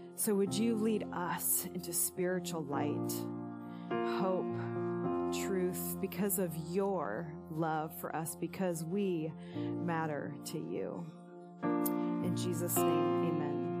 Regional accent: Illinois, United States; moved away; my alma mater in my hometown

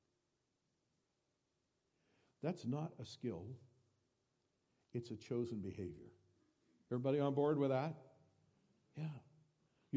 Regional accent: Iowa, United States; I was born and raised in Iowa

